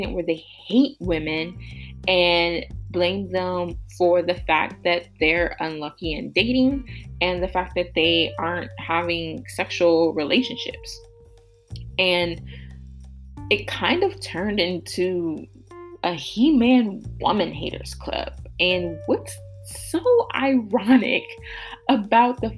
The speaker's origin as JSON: {"language": "English", "town": "Columbus", "region": "Ohio", "country": "United States", "tie": "born or raised there", "said": "I was born and raised in Columbus, Ohio."}